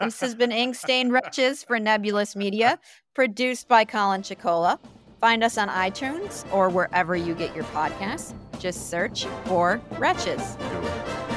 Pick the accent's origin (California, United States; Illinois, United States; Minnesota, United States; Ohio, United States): Minnesota, United States; Saint Paul; my hometown of Saint Paul